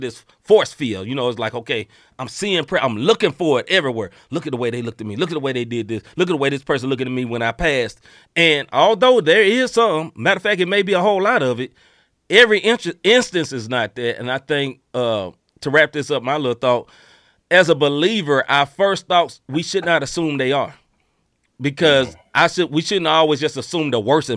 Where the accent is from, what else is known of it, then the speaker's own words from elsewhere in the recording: Memphis, Tennessee, United States; I grew up in Memphis, Tennessee